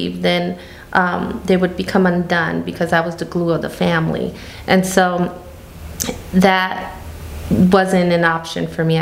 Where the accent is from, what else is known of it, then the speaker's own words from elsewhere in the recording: Gary, Indiana, United States; We were raised in Gary, Indiana, but our summers were in Mexico